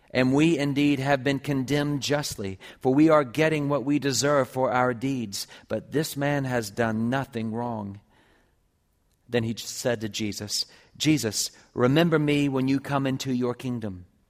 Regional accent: Columbia, South Carolina, United States; moved away; I grew up with her in Columbia, South Carolina

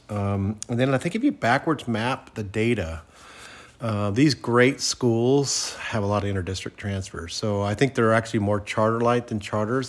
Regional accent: Santa Clara, California, United States; when I grew up in Santa Clara

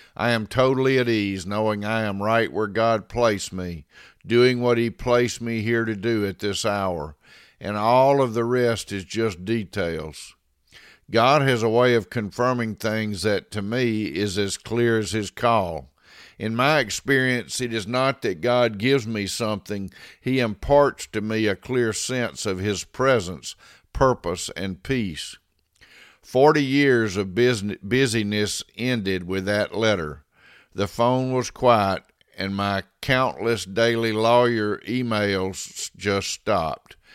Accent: Meadville, Mississippi, United States; the Baptist church in my hometown of Meadville, Mississippi

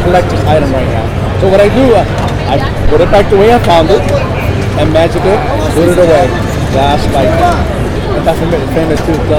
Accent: New York City, New York, United States; also born or lived in Puerto Rico; now in Kansas City, United States; from the Magic of Enigma. I am from Puerto Rico, raised in New York City, and now here in Boston, Kansas City.

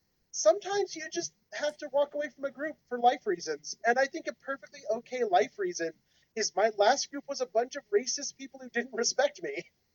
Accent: Canada; accent: Canadian; No, I'll never give up my bad Canadian accent. I'm sorry, Canada.

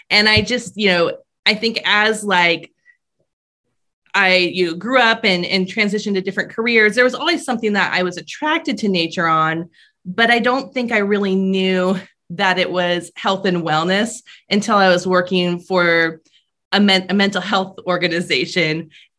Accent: Paradise, California, United States; moved away as an adult; now in Vermont, United States; I grew up in Paradise, California, which is a small rural town in California

